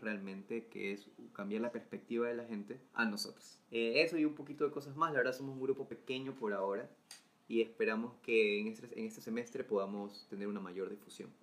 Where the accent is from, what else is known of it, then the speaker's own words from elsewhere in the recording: Salinas, Santa Elena, Ecuador; now in Guayaquil, Ecuador; soy foráneo, ustedes los ya conocen, soy de Salinas